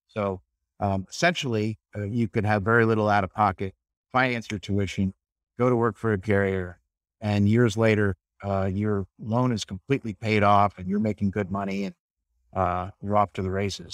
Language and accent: English; St. Petersburg, Florida, United States; I'm from Saint Petersburg and, uh, grew up fishing